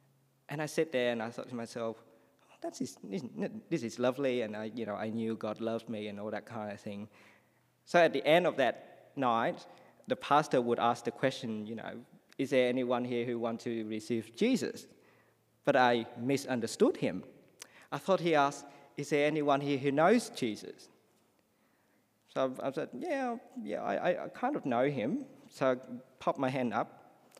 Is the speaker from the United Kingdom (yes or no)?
no; Australia; So while I came as an Australian person, I couldn't understand him.